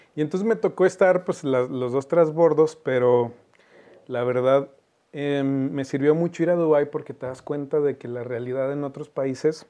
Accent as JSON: {"language": "Spanish", "region": "Zacatecas", "country": "Mexico", "said": "¿De dónde eres? Me dice. Y le decía, de Zacatecas"}